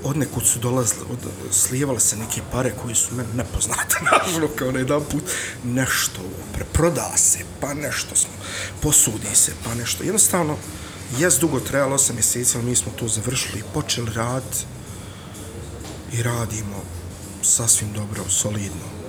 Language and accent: Croatian; Sarajevo, Federation of Bosnia and Herzegovina, Bosnia & Herzegovina; moved away as an adult; now in Gradiška, Bosnia and Herzegovina; ja sam došao iz Sarajeva 300 km ovamo, nemam nikakvih korijena ovdje